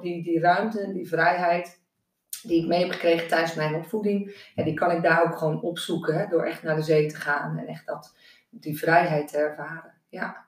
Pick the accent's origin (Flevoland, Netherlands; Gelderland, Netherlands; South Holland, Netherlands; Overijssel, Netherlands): Flevoland, Netherlands; Noordoostpolder; ik ben opgegroeid in de Noordoostpolder